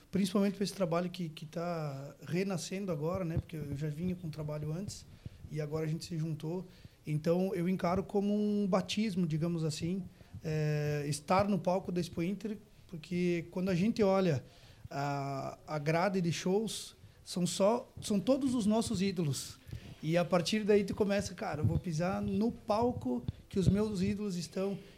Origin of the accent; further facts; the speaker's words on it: Guaporé, Rio Grande do Sul, Brazil; Eu sou de Guaporé